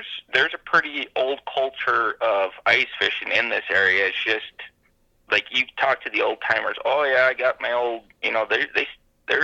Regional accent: Sandhills, Nebraska, United States; Growing up in the Sandhills

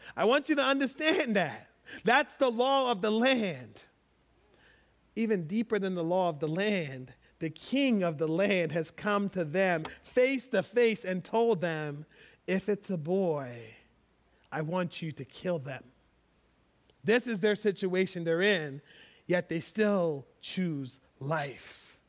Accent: United States; I'm American

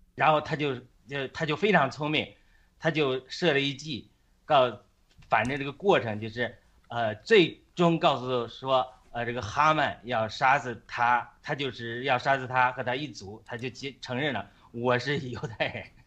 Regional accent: China; 我们中国人是你拣选的子民

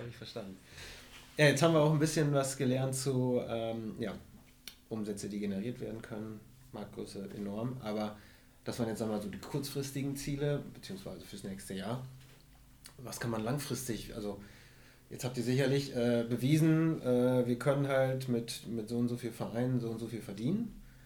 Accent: Emsland, Lower Saxony, Germany; Als gebürtiger Emsländer

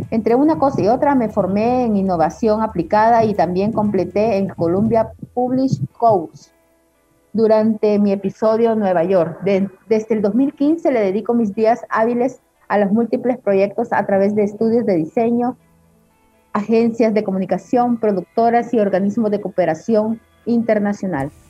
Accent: Honduras; born there; also born or lived in Costa Rica / Guatemala / El Salvador / France; Nací en Honduras y crecí en Rodas Trips por Costa Rica, Guatemala y El Salvador.

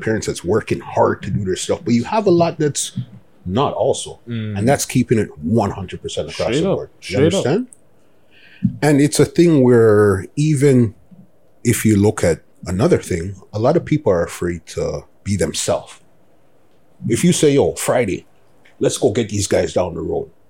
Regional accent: Toronto, Ontario, Canada; also born or lived in Scarborough / East York; originally from Scarborough, well, East York. Mm. First, we was born downtown Toronto. We lived Blake Street until I was 12. Mm. And then we went to Scarborough when I was, 12, 13. And from been in Scarborough forever.

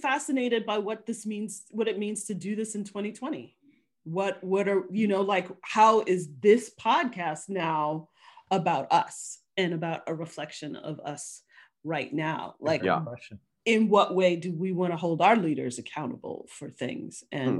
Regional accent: Midwest, United States; I grew up in the Midwest. I grew up in a baseball town.

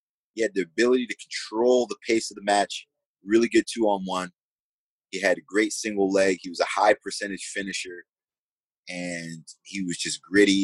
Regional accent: United States; moved away as an adult; also born or lived in Lincoln, Nebraska; my hometown's 23 miles from Philly

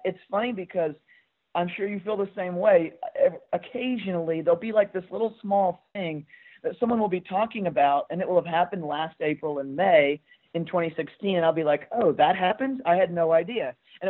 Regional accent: Nashville, Tennessee, United States; moved away as an adult; also born or lived in Fort Worth, Texas / Vermont; Yeah, so I grew up in Nashville, Tennessee.

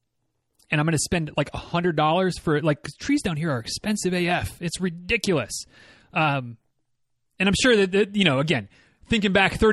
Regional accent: Michigan, United States; now in Florida, United States; I grew up, as many of you know, I grew up in Northern Michigan.

